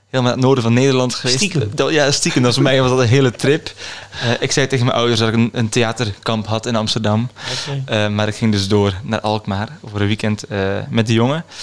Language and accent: Dutch; Kortrijk, Flanders, Belgium; accent: Flemish; now in Utrecht, Netherlands; kom uit België, uit Kortrijk